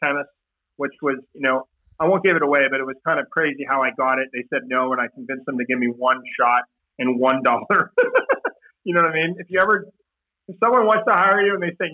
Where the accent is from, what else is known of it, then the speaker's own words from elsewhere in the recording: Canada; I'm this kid from Canada